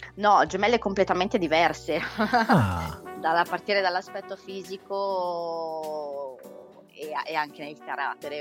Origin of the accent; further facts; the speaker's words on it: Milan, Lombardy, Italy; io credo di essere una delle poche milanesi doc, nel senso mm. che ho mm. mamma e papà nati entrambi a Milano